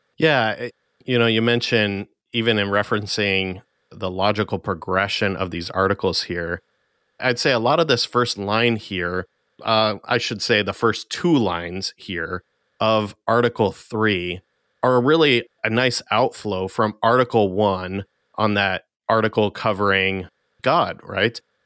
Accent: United States; as American Christians

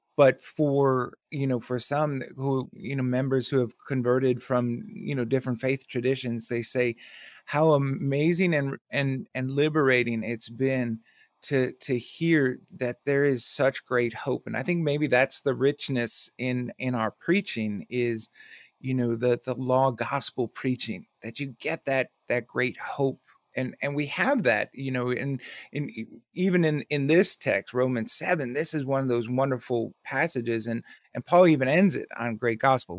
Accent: Milwaukee, Wisconsin, United States; now in Havelock, North Carolina, United States; I was born and raised in Milwaukee

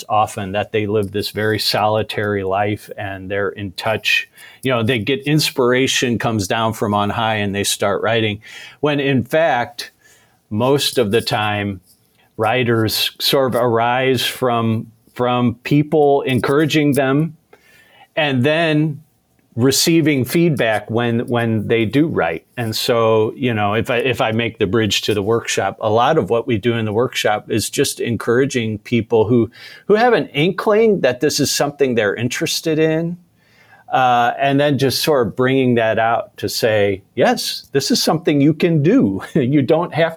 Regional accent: St. Louis, Missouri, United States; I grew up here in St. Louis and went to Christ Community Lutheran School

